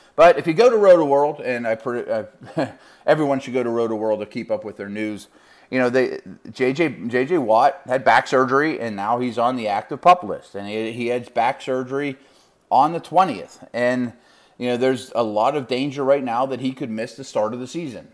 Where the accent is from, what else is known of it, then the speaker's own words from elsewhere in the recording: Pittsburgh, Pennsylvania, United States; University of Pittsburgh, which is my hometown